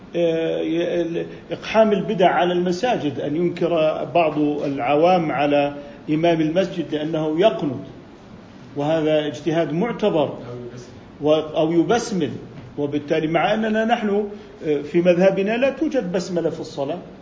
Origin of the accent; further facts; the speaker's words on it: Jordan; عندنا بالأردن